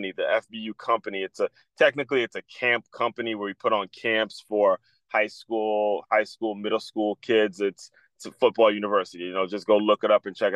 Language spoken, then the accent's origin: English; Silver Spring, Maryland, United States; I grew up in Silver Spring, Maryland